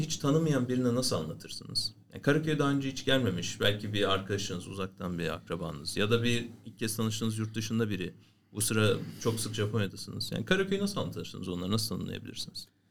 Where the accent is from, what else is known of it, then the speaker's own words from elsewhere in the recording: Istanbul, Turkey; benim de çocukluğum bütün doğumam büyümem İstanbul'da geçtiği için